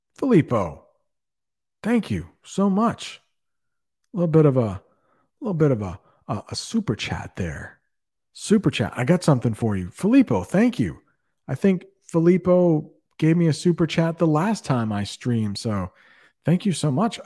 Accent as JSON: {"language": "English", "country": "United States", "first_language": "English"}